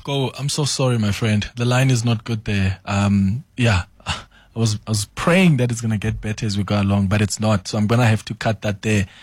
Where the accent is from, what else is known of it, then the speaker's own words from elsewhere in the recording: South Africa; moved away; I'm from Falbank. That's the village where I grew up.